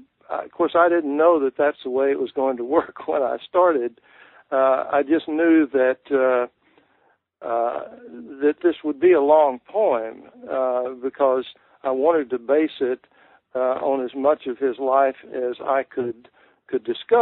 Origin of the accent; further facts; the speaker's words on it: Texas, United States; It's really about growing up in Texas, which really appealed to me because, of course, being a native myself, and in my own writing, I have always wanted to write about my part of the country, the people.